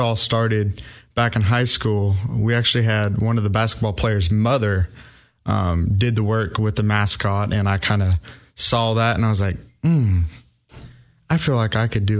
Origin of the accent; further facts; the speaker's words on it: Iowa, United States; moved away as an adult; now in Clarksville, United States; It felt like a home away from home being so far from Iowa.